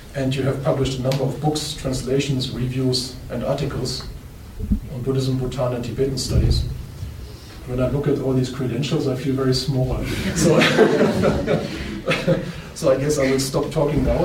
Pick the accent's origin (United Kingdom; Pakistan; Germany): Germany; I'm from Germany